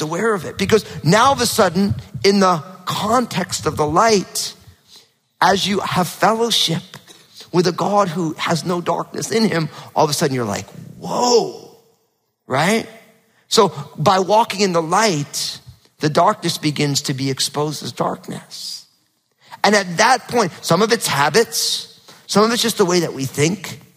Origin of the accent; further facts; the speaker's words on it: New Jersey, United States; now in Pacific Northwest, United States; growing up in New Jersey, super hot, humid summers and freezing cold winters were normal. And now, because I live in the Northwest